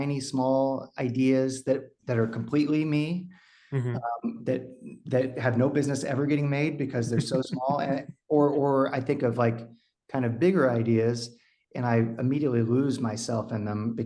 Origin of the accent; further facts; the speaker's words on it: Texas, United States; moved away as an adult; also born or lived in Austin, Texas; now in Los Angeles, United States; I was born and raised in Texas, but I live